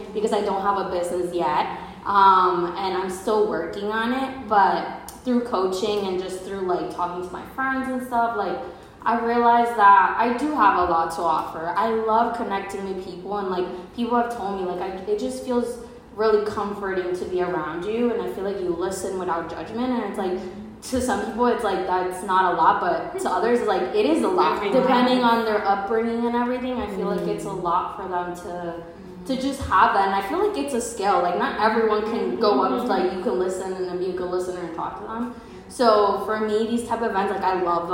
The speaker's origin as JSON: {"language": "English", "region": "New Jersey", "country": "United States", "said": "I'm also from New Jersey"}